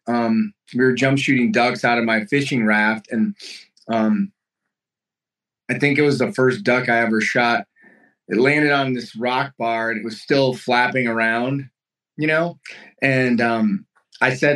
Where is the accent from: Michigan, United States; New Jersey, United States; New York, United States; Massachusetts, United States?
Michigan, United States; Lansing; moved away as an adult; now in Montana, United States; I was born and raised in Lansing, Michigan, East Lansing, later on in life